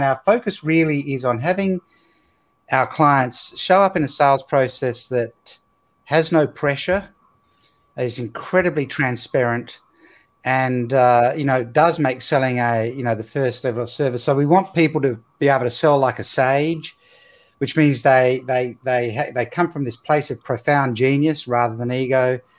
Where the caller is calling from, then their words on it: Perth, Western Australia, Australia; Well, I'm coming from Australia, on the west coast of Australia in Perth. So it's nighttime here.